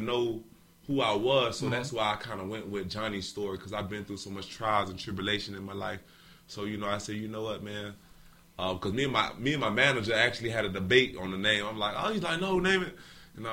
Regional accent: Miami Gardens, Florida, United States; also born or lived in Louisiana; born and raised Miami Gardens.

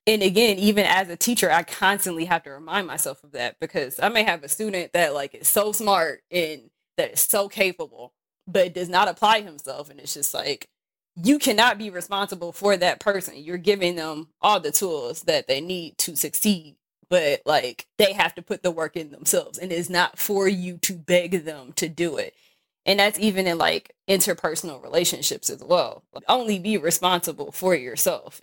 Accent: Milwaukee, Wisconsin, United States; moved away as an adult; also born or lived in Mérida, Mexico; now in Santiago de Querétaro, Mexico; I grew up obviously in Milwaukee, Wisconsin

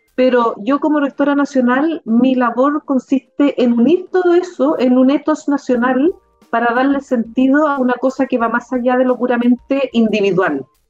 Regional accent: Concepción, Biobío, Chile; now in Santiago, Chile; yo soy de Concepción

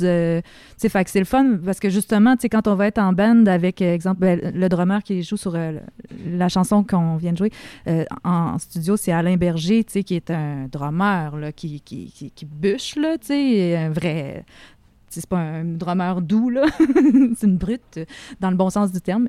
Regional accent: Saint-Michel-de-Bellechasse, Quebec, Canada; dans mon petit village quand j'étais petite à Saint-Michel-de-Bellechasse

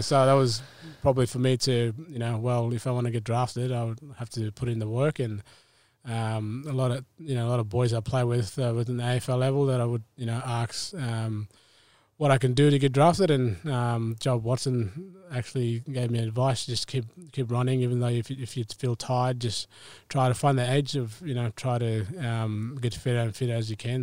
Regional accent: Bathurst Island, Tiwi Islands, Northern Territory, Australia; moved away; also born or lived in Melbourne; I grew up in the Tiwi Islands, um, Bathurst Island

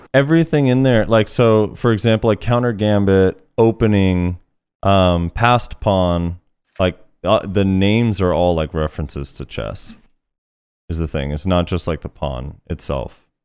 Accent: United States; All three of us are American

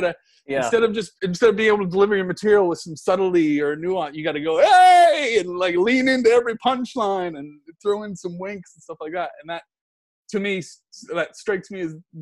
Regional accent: Nova Scotia, Canada; now in Los Angeles, United States; I'm from Nova Scotia too.

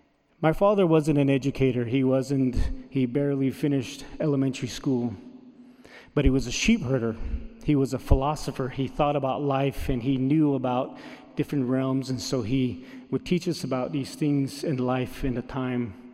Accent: Navajo Nation, United States; first language Navajo; English is a second language; my native language, the Navajo

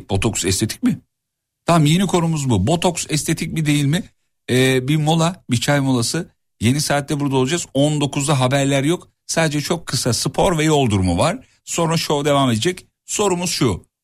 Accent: Amasya, Turkey; Valla bir Amasyalı olarak söylüyorum.

